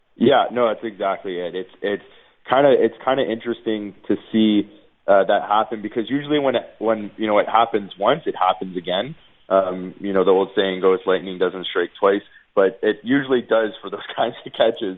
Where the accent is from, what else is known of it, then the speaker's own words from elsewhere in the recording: Niagara Falls, Ontario, Canada; moved away as an adult; also born or lived in Guelph / Winnipeg; I'm not even from Winnipeg. I grew up in Niagara Falls.